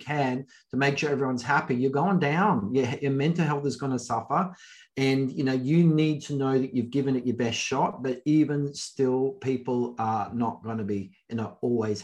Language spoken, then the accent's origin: English; Adelaide, South Australia, Australia; I'm in Adelaide. I'm from Adelaide, South Australia. We don't know what rugby is here.